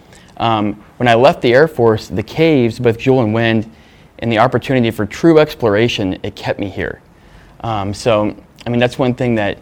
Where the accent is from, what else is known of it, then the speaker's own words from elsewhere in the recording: West Virginia, United States; moved away as an adult; now in South Dakota, United States; I grew up in West Virginia in a small town where my mom was actually the city manager